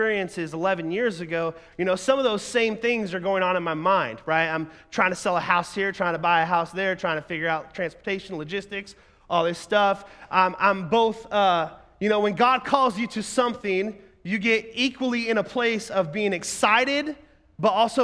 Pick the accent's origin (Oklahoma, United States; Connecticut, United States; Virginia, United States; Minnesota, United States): Oklahoma, United States; moved away as an adult; also born or lived in Ohio; I'm a 19-year-old, I'm moving from Oklahoma 13 hours to Ohio where I don't know anybody